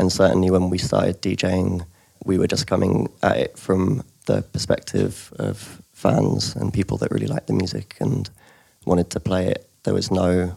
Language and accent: English; London, United Kingdom; moved away as an adult; also born or lived in Leeds; I grew up in London